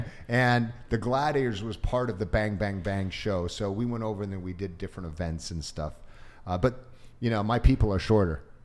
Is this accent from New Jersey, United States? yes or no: no; Orange County, California, United States; also born or lived in Japan / Santa Ana, California / Hollywood, California / San Jose, California; Even though I was half Asian, I grew up in Orange County, an all white area